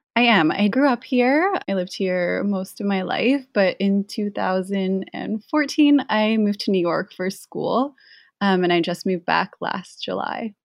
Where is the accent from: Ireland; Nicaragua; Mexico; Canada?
Canada; I grew up in Canada